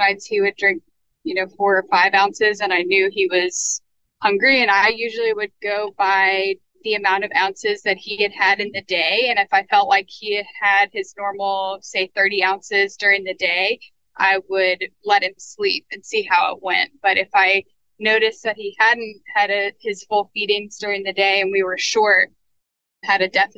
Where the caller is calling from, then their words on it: New Orleans, Louisiana, United States; I am in New Orleans, Louisiana.